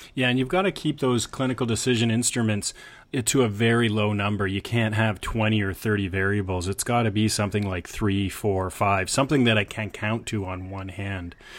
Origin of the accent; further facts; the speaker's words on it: Canada; as a Canadian